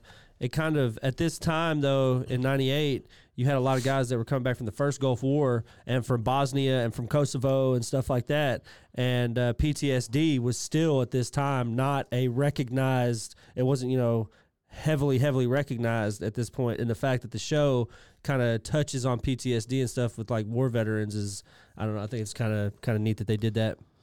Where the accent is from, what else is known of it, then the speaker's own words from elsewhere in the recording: England, United Kingdom; me being English